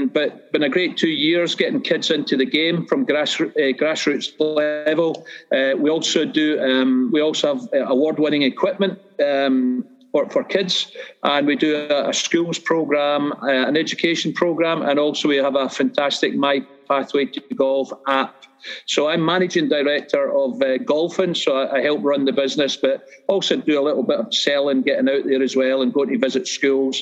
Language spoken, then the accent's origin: English; Irvine, Scotland, United Kingdom; moved away as an adult; now in Edinburgh, United Kingdom; I grew up in Irvine in Ayrshire, which is on the west coast of Scotland